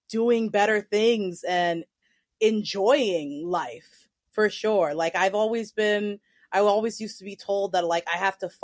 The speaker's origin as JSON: {"language": "English", "town": "New York City", "region": "New York", "country": "United States", "tie": "born or raised there", "also_born_or_lived": "Eugene, Oregon", "said": "I was born and raised in New York City. I have lived here my entire life except for a year and a half that I lived in Eugene, Oregon when I was 13"}